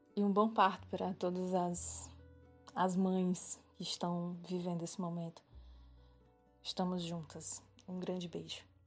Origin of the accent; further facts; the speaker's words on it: Fortaleza, Ceará, Brazil; eu sou de Fortaleza, no Ceará.